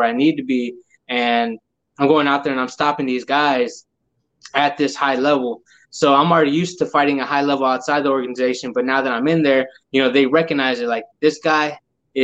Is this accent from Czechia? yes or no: no; Houston, Texas, United States; it's my hometown. Like I'm here